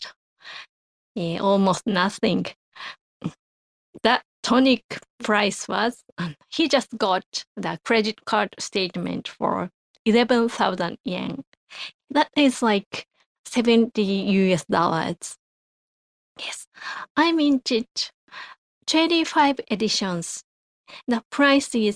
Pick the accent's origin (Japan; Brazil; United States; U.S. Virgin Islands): Japan; from Japan